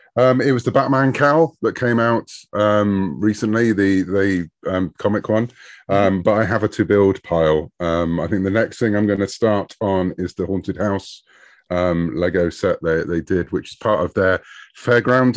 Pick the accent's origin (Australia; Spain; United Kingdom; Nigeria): United Kingdom; I'm a Brit. And so over in the U K, we had a very different comic scene when I was growing up in the late seventies